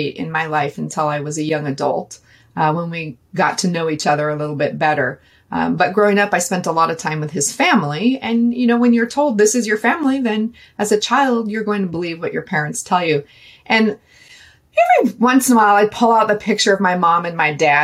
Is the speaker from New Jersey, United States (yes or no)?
no; Seattle, Washington, United States; I grew up in Seattle, Washington